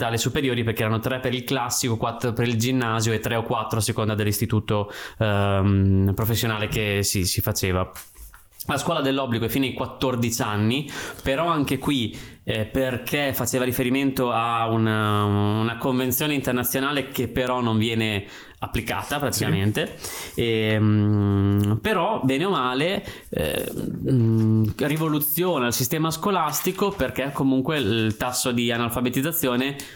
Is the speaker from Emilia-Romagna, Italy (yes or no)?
yes; Ferrara, Emilia-Romagna, Italy; born there; Io sono nato a Ferrara da tre generazioni.